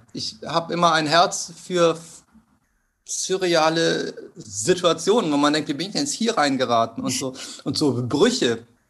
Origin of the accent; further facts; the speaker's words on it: Cologne, North Rhine-Westphalia, Germany; moved away as an adult; also born or lived in Hanover / Hamburg; Ich bin in, äh, im Vorort von Köln aufgewachsen